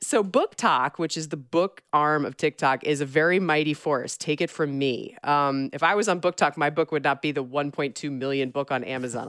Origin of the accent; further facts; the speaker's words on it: Georgia, United States; my home state of Georgia